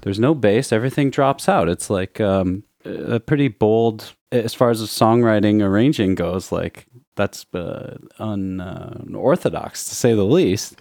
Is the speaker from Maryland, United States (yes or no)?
no; Chicago, Illinois, United States; growing up in Chicago